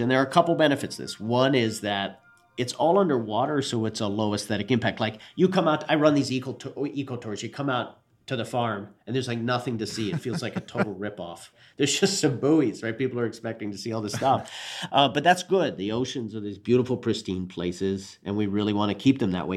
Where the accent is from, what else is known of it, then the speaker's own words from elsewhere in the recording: Newfoundland and Labrador, Canada; My parents were American, but I was born and raised in Newfoundland, Canada, the little fishing outport